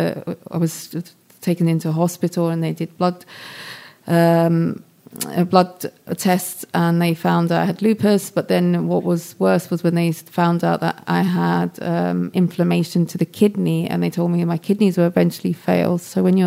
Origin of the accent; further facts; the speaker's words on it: London, United Kingdom; I grew up in London.